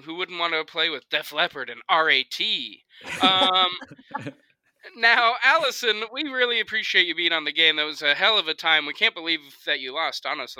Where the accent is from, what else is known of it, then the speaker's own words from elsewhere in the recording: Iceland; Yeah, actually, we're from Iceland.